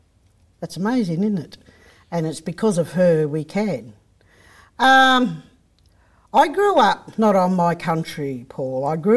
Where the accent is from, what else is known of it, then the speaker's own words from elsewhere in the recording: Gippsland, Victoria, Australia; I grew up on Gunai Kurnai country, for those who don't know where that is, that's Gippsland.